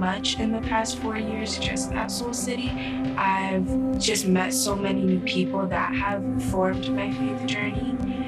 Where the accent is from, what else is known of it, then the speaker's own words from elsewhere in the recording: Chicago, Illinois, United States; I'm from Chicago, born and raised in Garfield Park and Humboldt Park